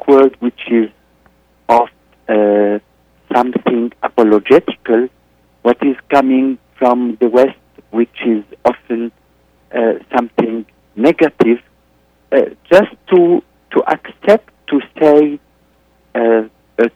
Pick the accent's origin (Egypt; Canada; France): Egypt; now in Beirut, Lebanon; I am in Beirut, Lebanon. I'm originally from Egypt